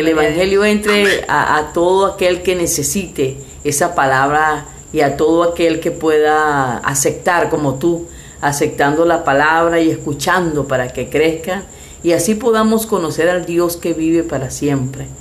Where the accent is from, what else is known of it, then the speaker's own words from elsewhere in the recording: Venezuela; now in Mexico; Somos testigos de eso, ya que somos venezolanos, vivimos aquí en México.